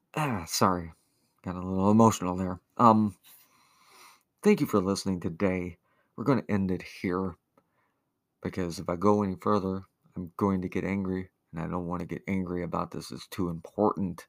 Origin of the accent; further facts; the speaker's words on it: the South, United States; I grew up in Ronald Reagan's America. Poor in the South